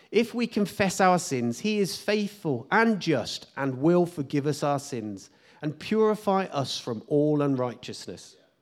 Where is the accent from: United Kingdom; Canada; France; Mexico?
United Kingdom; as British people